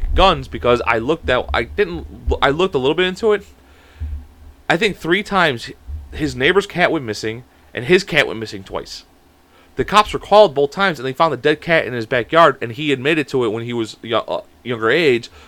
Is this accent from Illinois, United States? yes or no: yes; Chicago, Illinois, United States; we're from Chicago